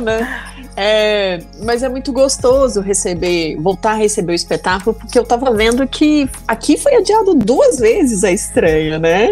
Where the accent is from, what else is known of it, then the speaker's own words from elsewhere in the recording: Minas Gerais, Brazil; also born or lived in Greater Belo Horizonte; eu que sou mineira